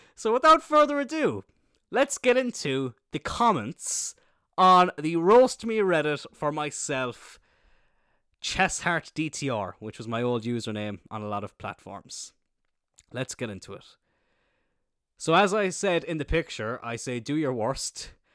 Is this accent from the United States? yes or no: no; Ireland